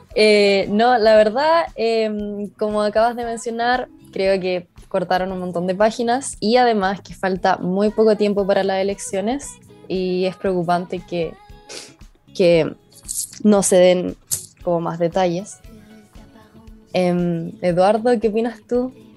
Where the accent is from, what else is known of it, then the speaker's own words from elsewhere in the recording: Antofagasta, Chile; yo soy de Antofagasta